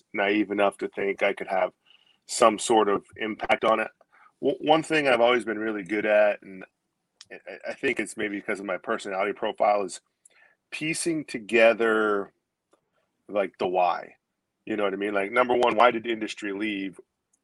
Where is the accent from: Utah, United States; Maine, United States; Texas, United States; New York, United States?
Maine, United States; also born or lived in Gloucester, Massachusetts; Moved up here when I was a young kid, maybe 8 years old